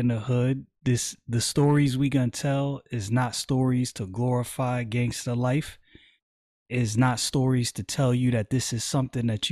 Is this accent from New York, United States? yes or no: yes; New York City, New York, United States; moved away; growing up in Brooklyn